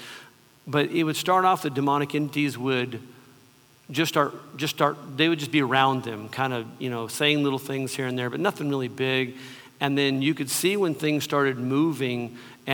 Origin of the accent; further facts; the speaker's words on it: Southern California, United States; I grew up in Southern California, in the early 60s or mid 60s.